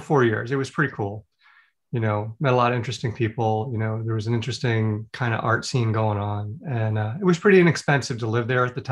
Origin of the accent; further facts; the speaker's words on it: Long Island, New York, United States; moved away as an adult; also born or lived in Midwest / Florida / Texas; I grew up on Long Island, here outside of New York